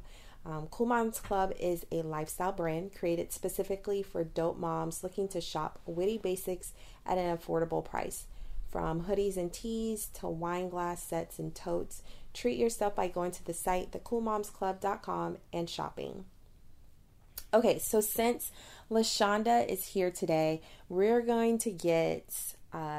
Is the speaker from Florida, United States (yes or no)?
yes; Titusville, Florida, United States; also born or lived in Baton Rouge, Louisiana; I grew up in Titusville, Florida, which is a predominantly white town.